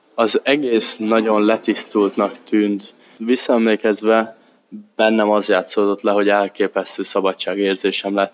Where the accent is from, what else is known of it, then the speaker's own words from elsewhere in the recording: Érd, Pest, Hungary; moved away as an adult; now in Denmark; Érden, ahol én felnőttem